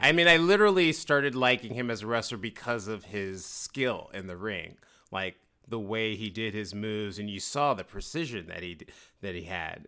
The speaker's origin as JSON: {"language": "English", "town": "San Francisco", "region": "California", "country": "United States", "said": "San Francisco"}